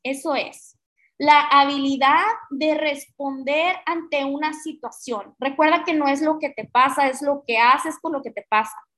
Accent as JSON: {"language": "Spanish", "country": "Mexico", "said": "somos una sociedad latina, que somos una sociedad mexicana"}